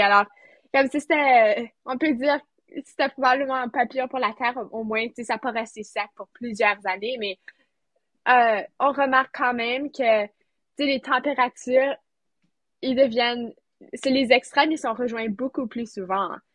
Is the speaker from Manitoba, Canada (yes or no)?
yes; near Sainte-Anne, Manitoba, Canada; Je viens du Manitoba, proche de, tout près de Sainte-Anne, alors, en campagne